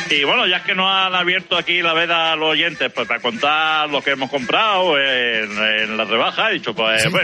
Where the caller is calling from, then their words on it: Huelva, Andalusia, Spain; de Huelva.